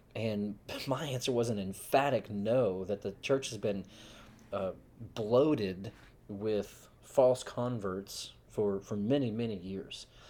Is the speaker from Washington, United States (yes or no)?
no; Texas, United States; also born or lived in Hong Kong; I was usually more eager to claim myself as a, as a Texan